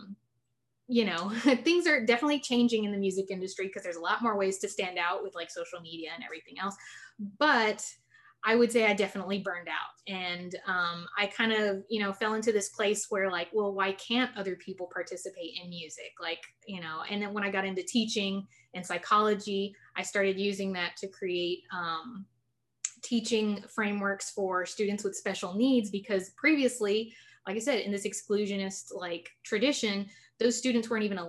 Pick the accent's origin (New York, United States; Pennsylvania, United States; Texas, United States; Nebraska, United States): Texas, United States; San Antonio; I'm born and raised in San Antonio, Texas